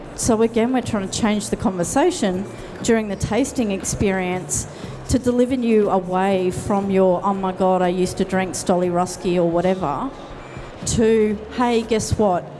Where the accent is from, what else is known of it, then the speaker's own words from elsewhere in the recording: Tasmania, Australia; we are from Tasmania.